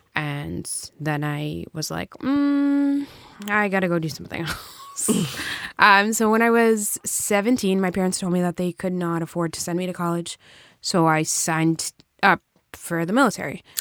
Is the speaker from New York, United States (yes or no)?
no; Brockton, Massachusetts, United States; also born or lived in New Bedford, Massachusetts / Salem, Massachusetts; I grew up in Brockton